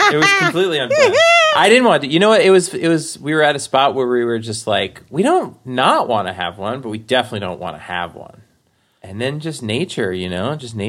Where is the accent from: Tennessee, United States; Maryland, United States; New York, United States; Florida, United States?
New York, United States; Forest Hills; I grew up in Forest Hills. We moved to Whitestone, which is another part of Queens.